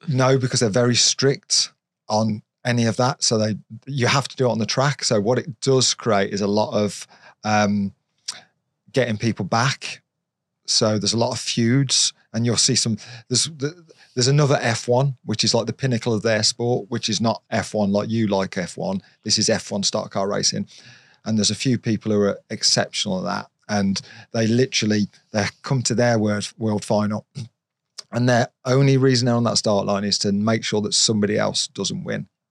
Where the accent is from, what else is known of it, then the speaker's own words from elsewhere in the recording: Redditch, West Midlands, United Kingdom; from Redditch